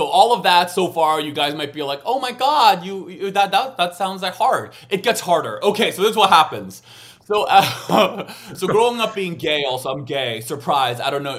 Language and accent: English; United States; I'm American, you know. So we're loud.